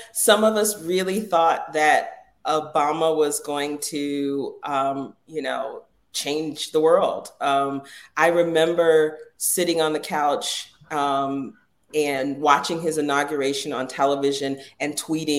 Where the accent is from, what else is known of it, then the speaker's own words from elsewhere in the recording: Jacksonville, Florida, United States; I grew up in the South. In Jacksonville, Florida, when I was growing up